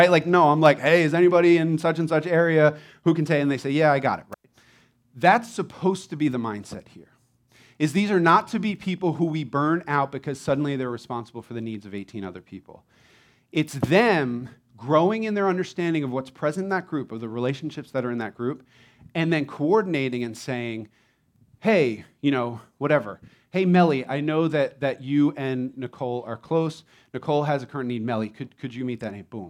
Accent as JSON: {"language": "English", "region": "Florida", "country": "United States", "tie": "born or raised there", "said": "Growing up in Florida in eternal summer, I just really value the seasons that New Jersey offers."}